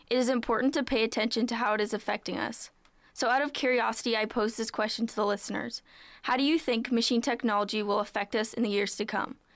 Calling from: Guelph, Ontario, Canada

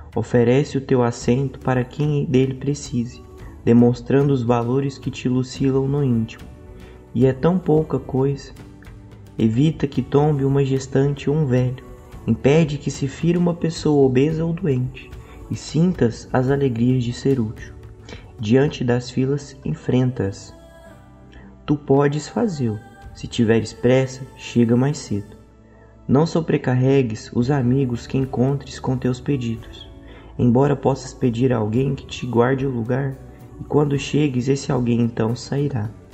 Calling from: Goiânia, Goiás, Brazil; eu falo de Goiânia

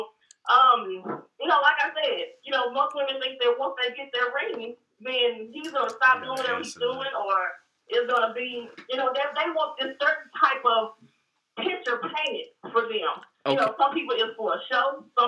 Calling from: Dallas, Texas, United States; I'm calling from Dallas.

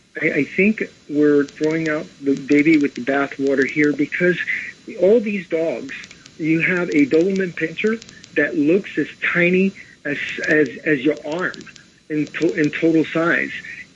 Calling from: Brooklyn, New York, United States; I'm from Brooklyn.

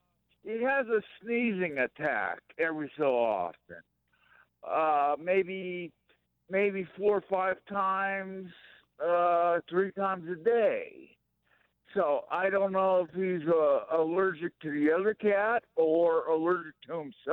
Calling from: Prescott, Arizona, United States; Prescott, right in the middle of the state.

